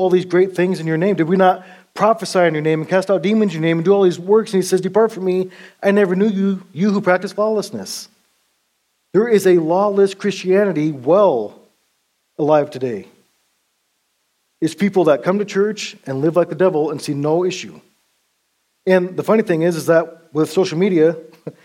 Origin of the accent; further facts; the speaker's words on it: Montana, United States; At that time, I was from Montana